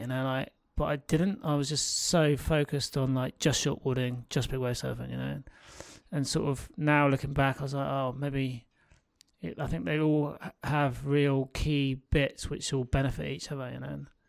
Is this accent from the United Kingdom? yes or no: yes; North Devon, South West England, United Kingdom; growing up in North Devon